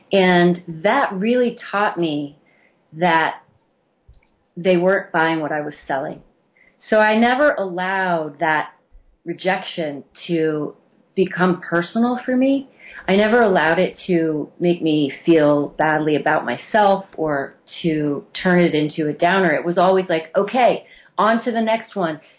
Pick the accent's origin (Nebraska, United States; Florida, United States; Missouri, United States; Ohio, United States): Missouri, United States; growing up in a small town. I am from Missouri. I grew up in a very small town.